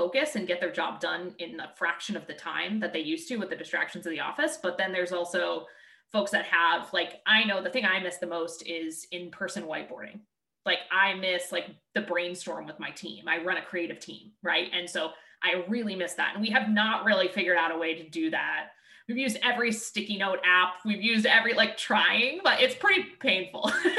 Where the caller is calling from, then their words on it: Boston, Massachusetts, United States; I'm calling in from Boston. We're in the Boston area.